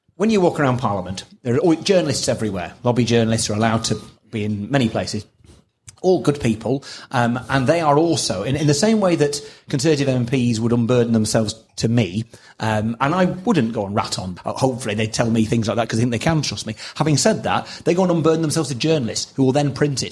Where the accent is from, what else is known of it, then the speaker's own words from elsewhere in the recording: Preston, North West England, United Kingdom; I was brought up in Preston